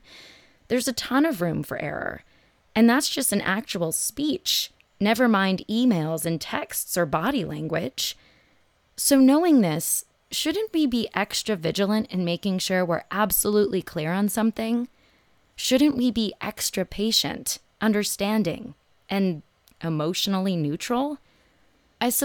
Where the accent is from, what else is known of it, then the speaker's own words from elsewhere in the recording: Phoenix, Arizona, United States; It's a good thing I grew up in Phoenix. This actually isn't as terrible as it sounds, at least for me.